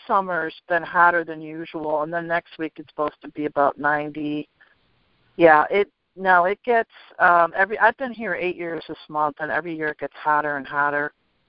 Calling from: San Luis Obispo, California, United States; San Luis Obispo, California.

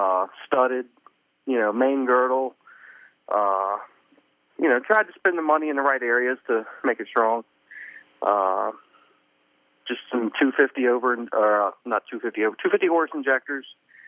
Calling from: Manassas, Virginia, United States; I'm in Virginia, Manassas, Virginia.

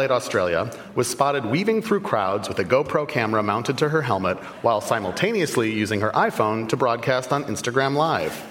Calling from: Rochester, New York, United States; Rochester, New York.

